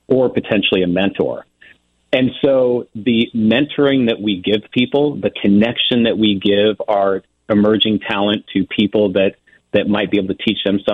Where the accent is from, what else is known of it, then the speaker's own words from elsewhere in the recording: Ozark Mountains, Missouri, United States; I grew up in the Ozark Mountains in Missouri